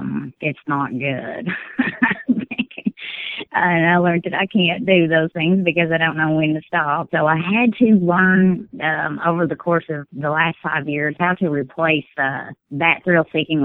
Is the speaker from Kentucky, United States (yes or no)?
yes; Kentucky, United States; Whitley County.